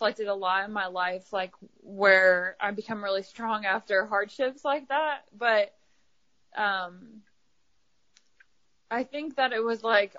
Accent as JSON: {"language": "English", "region": "Ohio", "country": "United States", "also_born_or_lived": "Kentucky", "moved": "as an adult", "lives_now": "Knoxville, United States", "said": "I'm from Ohio, so I moved from, you know, Kentucky to Ohio"}